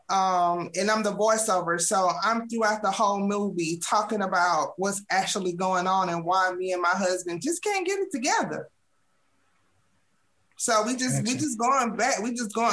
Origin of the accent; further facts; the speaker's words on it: Atlanta, Georgia, United States; I'm from Atlanta, born and raised.